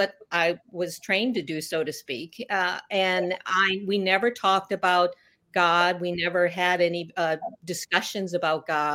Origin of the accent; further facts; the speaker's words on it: Chicago, Illinois, United States; I was born in Chicago area